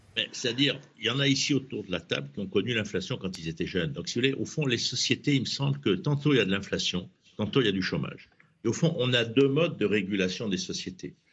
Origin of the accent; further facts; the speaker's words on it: Provence-Alpes-Côte d'Azur, France; je suis provençal, donc j'habite dans une région de rosé